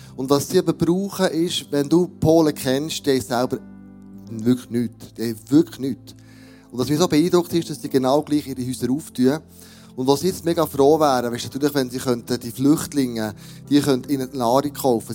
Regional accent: Switzerland; für uns als Schweizer Regierung

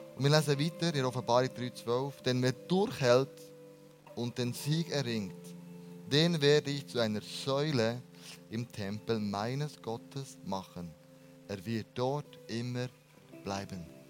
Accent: Bern, Switzerland; wir als Berner

